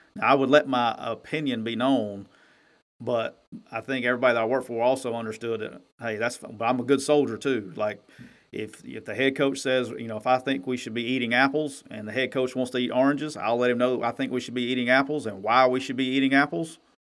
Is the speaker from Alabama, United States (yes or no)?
yes; Alabama, United States; now in Mississippi, United States; I'm from Alabama and I live in Mississippi.